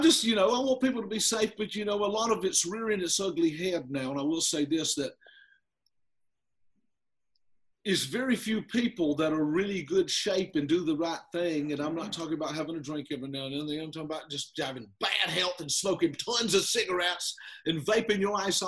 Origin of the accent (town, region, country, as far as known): South Carolina, United States; accent: country